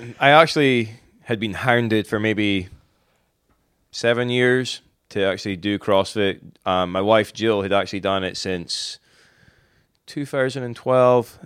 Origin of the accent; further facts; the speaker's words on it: Inverness, Scotland, United Kingdom; moved away as an adult; now in Wilmington, United States; I'm originally from Scotland. Uh, Inverness, Scotland, to be more exact